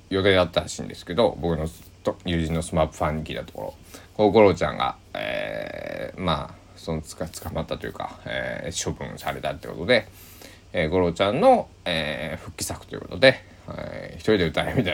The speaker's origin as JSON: {"language": "Japanese", "region": "Kochi", "country": "Japan", "tie": "born or raised there", "said": "僕の地元の、えー、高知県佐木市の"}